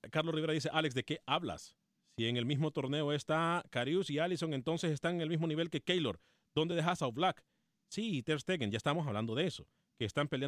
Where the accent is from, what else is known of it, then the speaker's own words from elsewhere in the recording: El Salvador; ¿Usted dónde es, …? Eh, eh, yo soy del Salvador.